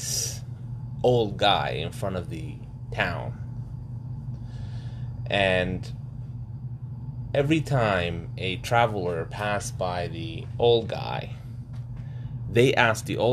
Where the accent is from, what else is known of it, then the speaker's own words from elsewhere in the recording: Sudan; moved away; I traveled to Sudan, my home country, to study in college, sorry, university